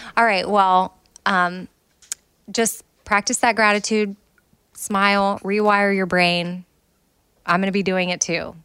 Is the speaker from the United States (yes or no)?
yes; United States